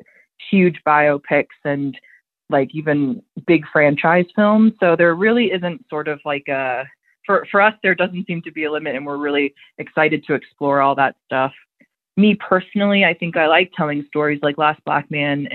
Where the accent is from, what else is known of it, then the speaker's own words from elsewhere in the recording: United States; I'm an American